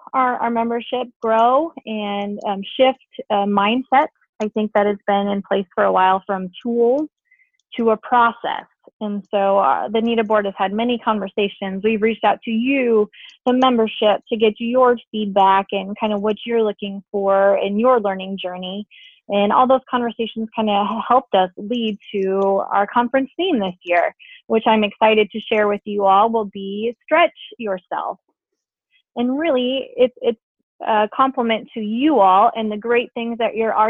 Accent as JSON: {"language": "English", "town": "Omaha", "region": "Nebraska", "country": "United States", "tie": "born or raised there", "said": "I grew up in Omaha"}